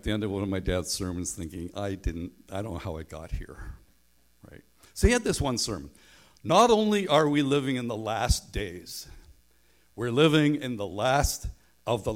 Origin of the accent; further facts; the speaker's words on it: Northern Ireland, United Kingdom; now in Canada; I grew up in Northern Ireland, and I went to school away from home, so nobody knew I was a Christian